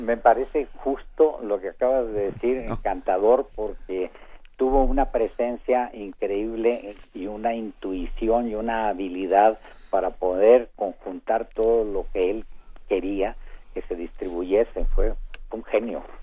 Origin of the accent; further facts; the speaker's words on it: Saltillo, Coahuila, Mexico; now in Mexico City, Mexico; la formación eh, que se me dio de pequeño en casa de unos tíos en Saltillo, Coahuila, donde aprendí a leer